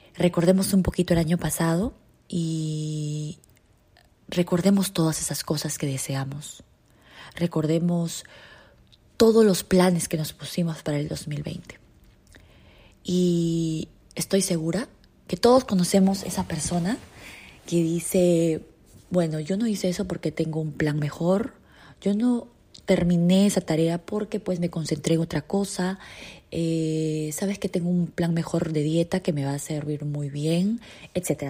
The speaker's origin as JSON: {"language": "Spanish", "country": "Peru", "said": "En mi país, en Perú"}